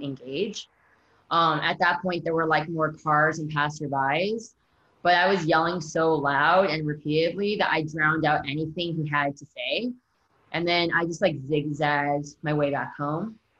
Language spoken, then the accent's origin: English; United States; I'm American